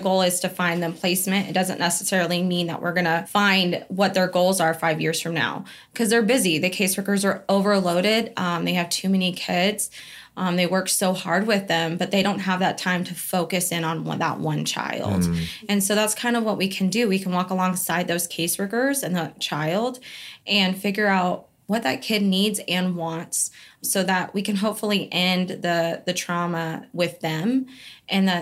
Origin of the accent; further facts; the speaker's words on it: Bandera, Texas, United States; I'm close to home. I'm from Bandera, cowboy capital of the world